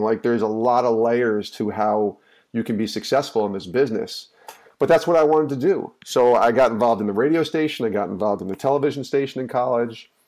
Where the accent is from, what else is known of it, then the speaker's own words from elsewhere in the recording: outside of Albany, New York, United States; the town I grew up in outside of Albany, New York